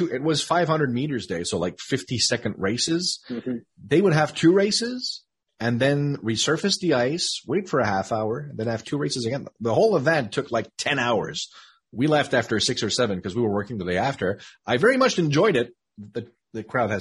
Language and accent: English; Sherbrooke, Quebec, Canada; moved away as an adult; now in Montreal, Canada; my hometown, which is Sherbrooke, Quebec.